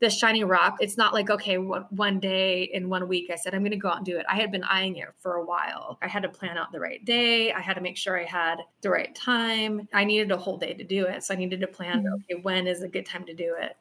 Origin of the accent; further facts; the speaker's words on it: Oregon, United States; growing up in Oregon